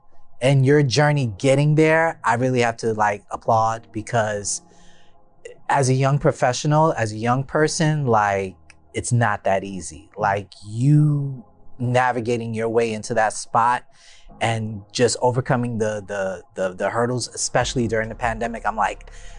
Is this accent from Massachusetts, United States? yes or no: no; New York City, New York, United States; I'm from Harlem.